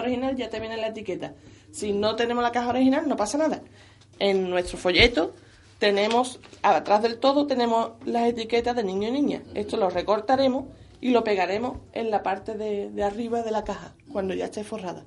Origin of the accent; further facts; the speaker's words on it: San Fernando, Andalusia, Spain; soy de San Fernando